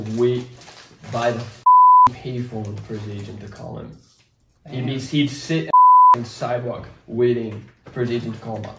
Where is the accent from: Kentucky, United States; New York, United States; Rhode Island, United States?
Rhode Island, United States; now in Los Angeles, United States; From growing up in Rhode Island to moving